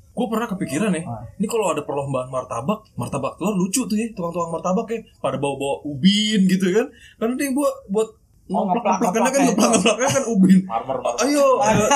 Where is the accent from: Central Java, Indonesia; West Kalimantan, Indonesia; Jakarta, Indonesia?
Jakarta, Indonesia; gua gede di Romangun